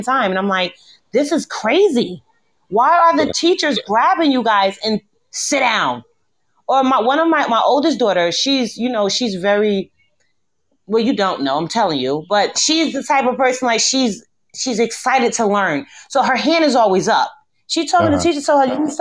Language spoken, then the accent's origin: English; New Jersey, United States; also born or lived in Ohio; now in Iowa, United States; I'm from New Jersey. Then I moved to Ohio. I stayed in Ohio for like 5 years